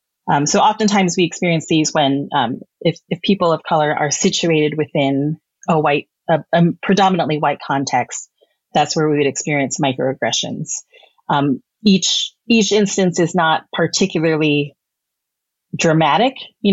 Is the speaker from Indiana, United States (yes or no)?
no; Texas, United States; born there; go back to where you came from, even though I was born in Texas. I was like, I guess I can go back to Texas.